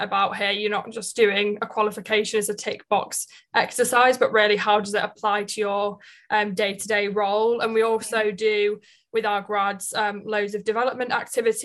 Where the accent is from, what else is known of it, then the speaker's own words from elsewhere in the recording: Leeds, Yorkshire and the Humber, United Kingdom; now in London, United Kingdom; I'm from Leeds, so I'm currently living in London